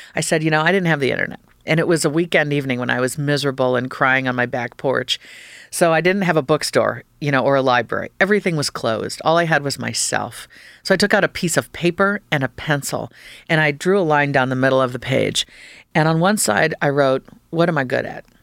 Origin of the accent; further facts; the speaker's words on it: Fairfax County, Northern Virginia, United States; moved away; as a kid, I grew up, I've spent four lovely years in Northern Virginia and Fairfax County